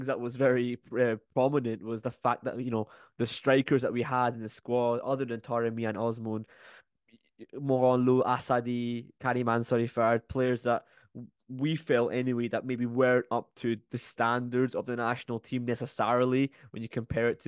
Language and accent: English; Scotland, United Kingdom; I was born in Scotland